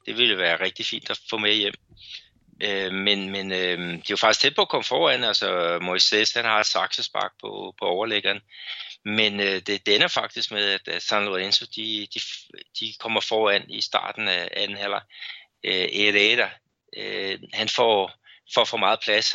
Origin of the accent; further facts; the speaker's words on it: Brazil; also born or lived in Belo Horizonte; som brasilianer